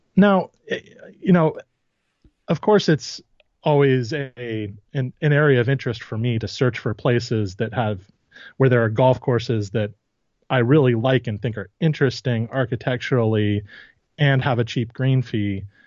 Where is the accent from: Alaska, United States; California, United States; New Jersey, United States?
California, United States; Santa Barbara; I grew up in the Santa Barbara area